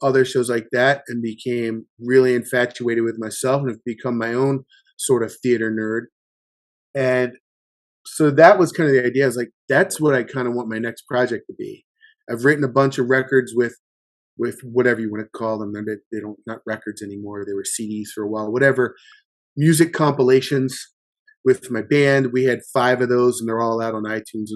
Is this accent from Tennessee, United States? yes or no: no; Baltimore, Maryland, United States; I grew up in Baltimore, Maryland in the 80s